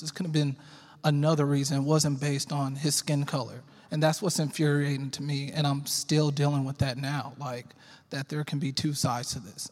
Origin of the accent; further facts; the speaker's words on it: Arlington, Texas, United States; also born or lived in Fort Worth, Texas; I was born in Fort Worth and raised in Arlington. I've been um, in Arlington my whole life